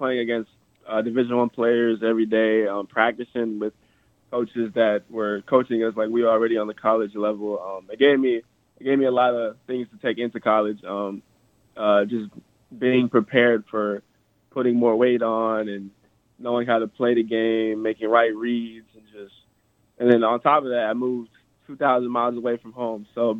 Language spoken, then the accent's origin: English; Nebraska, United States; born there; also born or lived in Austin / Dallas / Arizona / Maryland; So actually, I was born in Nebraska. I have moved around a lot. I've been in Austin, Dallas, Arizona, Maryland. I've kind of been one of those kids that's been everywhere.